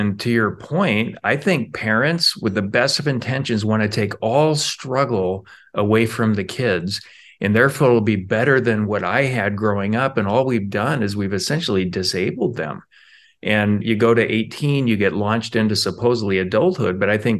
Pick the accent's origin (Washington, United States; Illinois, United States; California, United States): Washington, United States; Spokane; As a kid, I mostly remember growing up in Spokane, Washington. My parents struggled a lot, and we moved a lot. As a result, I went to five different high schools.